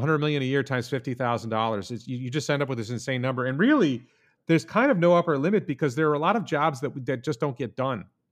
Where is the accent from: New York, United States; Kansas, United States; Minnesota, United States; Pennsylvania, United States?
New York, United States; Guilderland; also born or lived in Houston, Texas / Stanford, California / Japan; I mostly grew up in the Albany, New York area, in the town